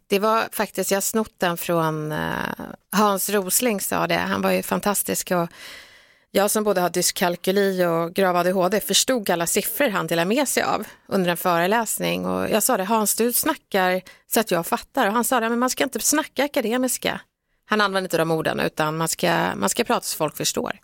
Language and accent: Swedish; Stockholm, Stockholm County, Sweden; first language Swedish; Jag är uppväxt i, i Bredäng eh, med en brasiliansk mamma som kom hit 1976 och en svensk pappa.